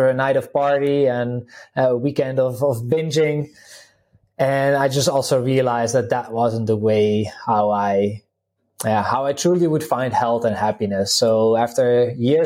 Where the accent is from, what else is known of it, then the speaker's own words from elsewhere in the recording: Netherlands; English is a second language; now in Slovenia; I'm originally from the Netherlands. People can probably pick it up a little bit from the accent. currently living in Slovenia